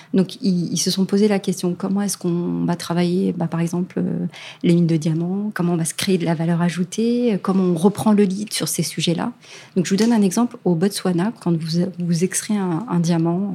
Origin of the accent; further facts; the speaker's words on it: France; chez nous, en France